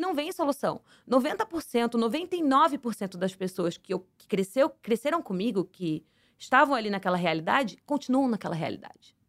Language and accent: Portuguese; Santos, São Paulo, Brazil; moved away as an adult; now in United States; eu cresci no Morro do Pacheco, morei nessa comunidade até os meus 22 anos de idade